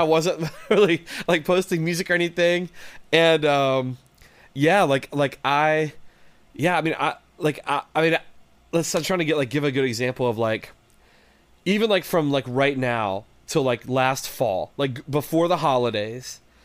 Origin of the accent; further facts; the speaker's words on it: West Virginia, United States; moved away as an adult; also born or lived in Detroit area, Michigan; now in Detroit, United States; I'm from West Virginia originally. So I grew up in the Mountain State, uh, in West Virginia